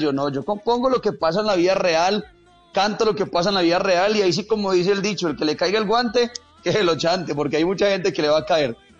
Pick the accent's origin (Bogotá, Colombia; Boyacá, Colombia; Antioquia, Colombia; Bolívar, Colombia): Antioquia, Colombia; Cisneros; also born or lived in Bello, Antioquia; yo nací en Bello. A los cuatro años nos fuimos a vivir a un pueblito que está acá al nordeste de Antioquia. Se llama Cisneros.